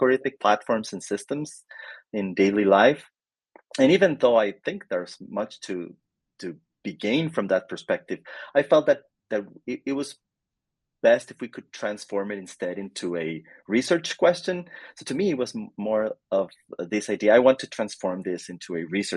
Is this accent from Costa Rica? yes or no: yes; Costa Rica; moved away as an adult; also born or lived in Canada / United States; I am originally from Costa Rica. I got my undergrad education here in Costa Rica